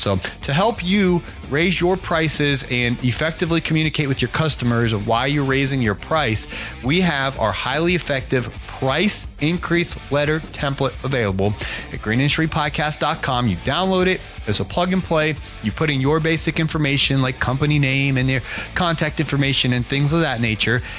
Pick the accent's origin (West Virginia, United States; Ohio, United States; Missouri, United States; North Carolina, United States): Ohio, United States; I grew up in Ohio